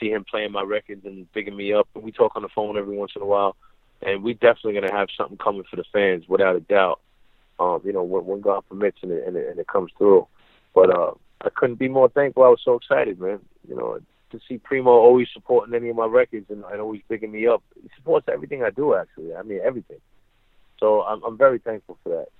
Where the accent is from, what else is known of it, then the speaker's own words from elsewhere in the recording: New York City, New York, United States; this is where I'm from.